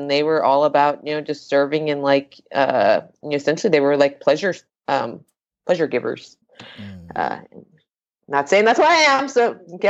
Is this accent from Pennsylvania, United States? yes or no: no; Hawaii, United States; now in Portland, United States; I am Japanese and Puerto Rican right down the middle, but I grew up in Hawaii.